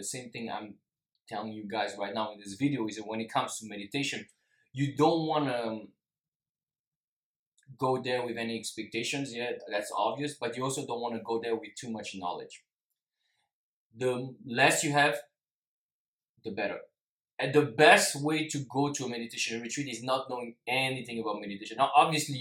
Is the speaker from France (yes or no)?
yes; France; also born or lived in Singapore; I'm half Singaporean, but I'm also half French, and I lived most of my life in France